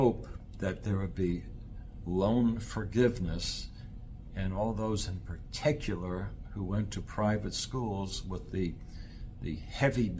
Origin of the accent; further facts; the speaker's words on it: New York, United States; I'm not from Indiana, by the way. I am from New York